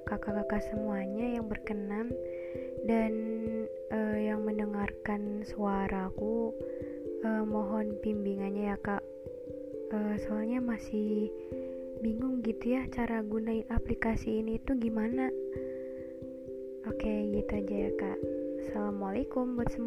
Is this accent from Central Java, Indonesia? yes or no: yes; Purbalingga, Central Java, Indonesia; Aku dari Jawa Tengah, Kabupaten Purbalingga